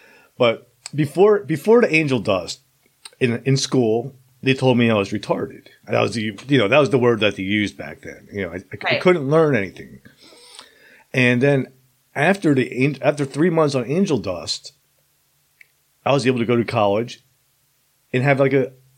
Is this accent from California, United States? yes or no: no; Princeton, New Jersey, United States; this 18-year-old kid going to the projects in Trenton, and I'm from Princeton